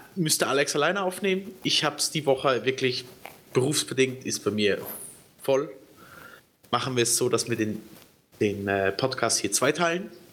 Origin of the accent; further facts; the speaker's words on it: Switzerland; ich bin ja Schweizer